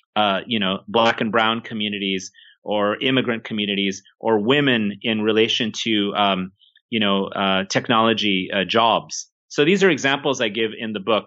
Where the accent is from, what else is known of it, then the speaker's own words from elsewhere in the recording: Silicon Valley, California, United States; I'm from Silicon Valley myself